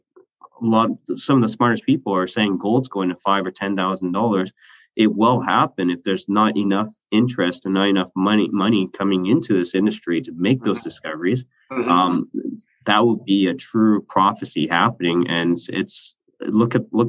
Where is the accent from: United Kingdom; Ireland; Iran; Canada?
Canada; I'm Canadian